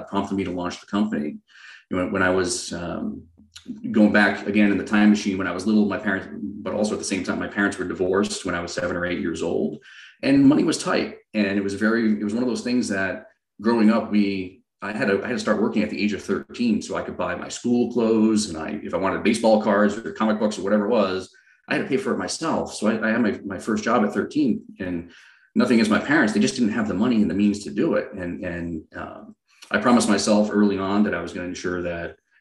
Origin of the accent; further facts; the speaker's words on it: Rhode Island, United States; moved away as an adult; now in San Diego, United States; I grew up on the East Coast. I'm originally from a little tiny town just outside of Providence, Rhode Island.